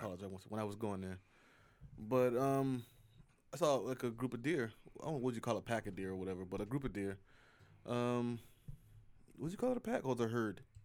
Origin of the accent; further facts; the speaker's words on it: United States; I'm an American.